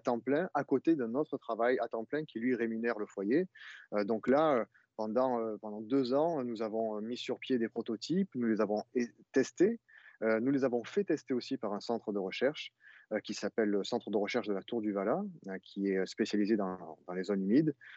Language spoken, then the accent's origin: French; Arles, Provence-Alpes-Côte d'Azur, France; je suis né à Arles avec mon associé Simon Liamant. D'ailleurs, nous sommes nés, heu, à Arles tous les deux, et nous avons grandi avec les moustiques